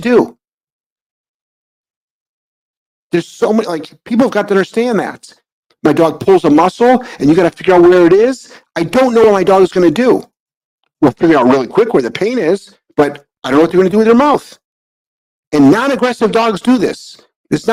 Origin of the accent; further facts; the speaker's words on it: United States; being an American